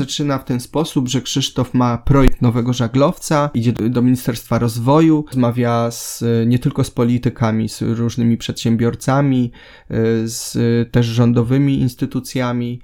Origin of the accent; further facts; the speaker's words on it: Silesia and Zagłębie, Silesian Voivodeship, Poland; moved away as an adult; now in Gdynia, Poland; przyjechałem ze Śląska i z Zagłębia, tym co mnie tam wychowało